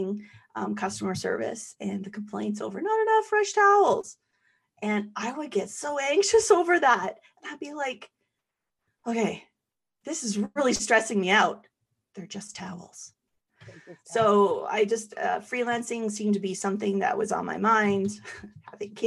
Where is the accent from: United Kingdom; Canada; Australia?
Canada; Calgary, Alberta; born and raised in Calgary